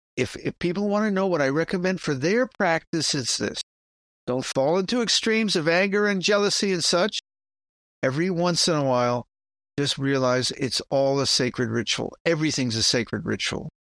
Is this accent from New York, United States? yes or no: yes; New York City, New York, United States; I'm from the Bronx. That's how we pronounce it.